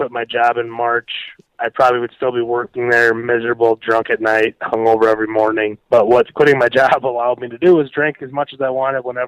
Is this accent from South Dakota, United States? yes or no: yes; Watertown, South Dakota, United States; also born or lived in Nebraska / Minneapolis; I moved back to my hometown of Watertown